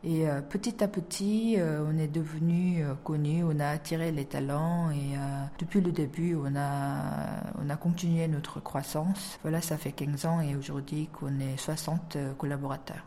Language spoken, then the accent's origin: French; South Korea; French is a second language; j'ai appris le français euh, dans mon université en Corée